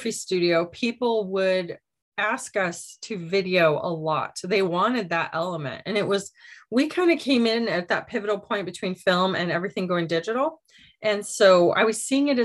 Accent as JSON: {"language": "English", "region": "Michigan", "country": "United States", "tie": "born or raised there", "moved": "yes", "said": "We grew up in Michigan"}